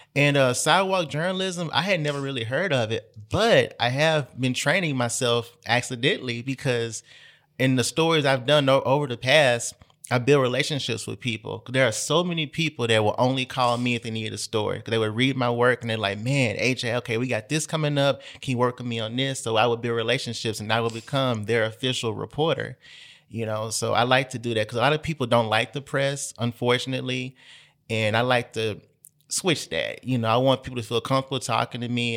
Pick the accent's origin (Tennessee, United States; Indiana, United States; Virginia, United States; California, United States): Tennessee, United States; Memphis; I've moved away from Memphis a couple of times, but I'm back now